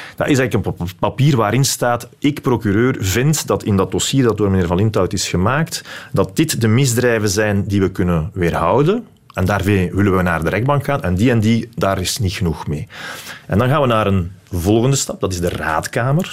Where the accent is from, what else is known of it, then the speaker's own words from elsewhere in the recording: Belgium; ik ben die persoon uit België